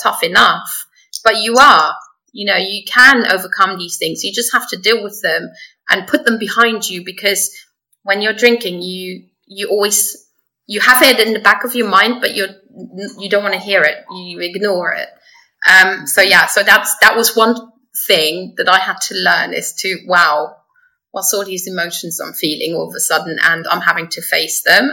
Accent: Luxembourg; moved away as an adult; also born or lived in England; I was born and raised in Luxembourg. So I am a Luxembourger

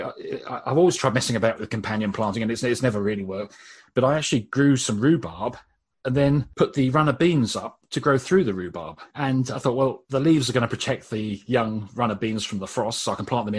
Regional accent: Brighton, South East England, United Kingdom; I was born in Brighton and used to spend my youth running around the South Downs

